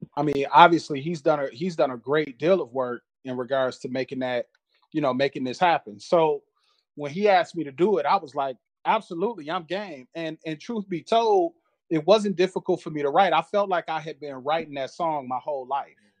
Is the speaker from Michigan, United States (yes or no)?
yes; Flint, Michigan, United States; I'm originally from Flint, Michigan